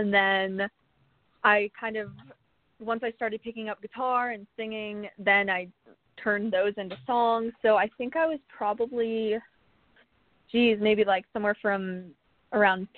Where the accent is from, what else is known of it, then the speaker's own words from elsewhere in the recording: California, United States; in my hometown here in California